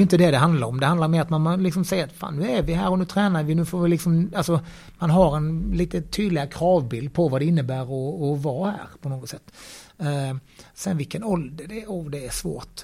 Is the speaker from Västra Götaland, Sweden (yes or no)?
no; Bromölla, Skåne, Sweden; now in Gothenburg, Sweden; jag kommer ju från Bromölla från början